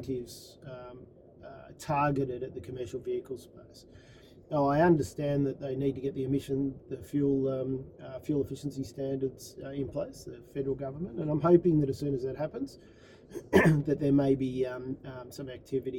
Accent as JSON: {"language": "English", "town": "Melbourne", "region": "Victoria", "country": "Australia", "tie": "born or raised there", "moved": "as an adult", "lives_now": "United States", "said": "I'm a proud Australian and born and bred in Melbourne"}